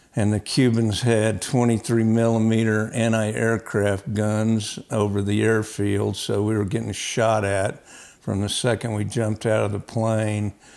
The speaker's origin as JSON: {"language": "English", "region": "Oklahoma", "country": "United States", "tie": "born or raised there", "said": "I was raised in Oklahoma"}